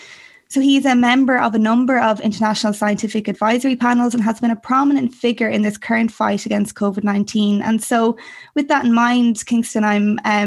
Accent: Westmeath, Ireland; we're both from Westmeath. We both grew up on farms

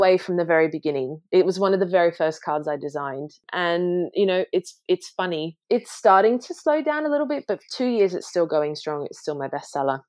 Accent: Sydney, New South Wales, Australia; now in London, United Kingdom; I grew up, you know, in a family business, you know, my parents ran and my dad still runs a successful plant nursery in Sydney

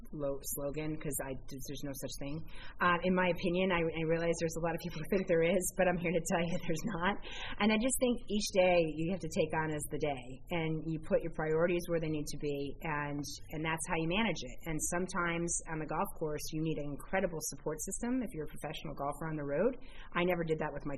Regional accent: Syracuse, New York, United States; I grew up in Syracuse

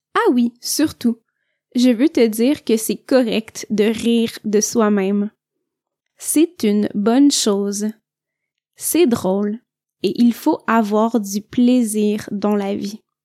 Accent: Quebec, Canada; je viens du Québec

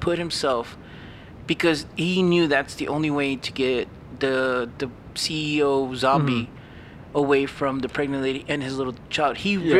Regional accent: United States; No, we're American.

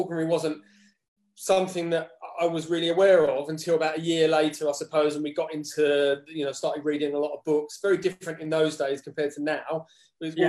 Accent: Dagenham, London, United Kingdom; moved away as an adult; now in Algodonales, Spain; I grew up in Dagenham.

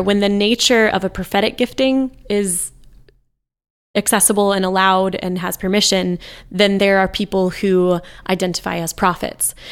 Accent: United States

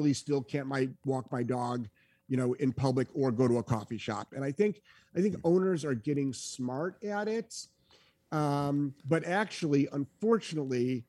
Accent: New England, United States; I'm from New England

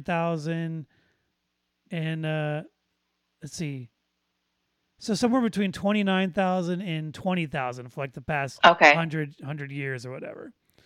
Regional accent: Detroit, Michigan, United States; now in Florida, United States; I grew up 20 minutes away from the old Tiger Stadium.

